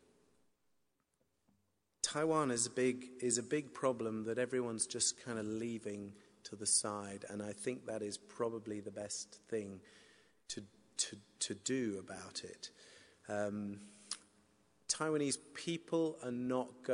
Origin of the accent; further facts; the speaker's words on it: United Kingdom; moved away as an adult; also born or lived in China